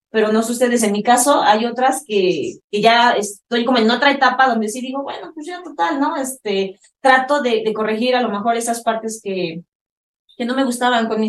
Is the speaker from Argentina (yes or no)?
no; Mexico; yo también soy mamá mexicana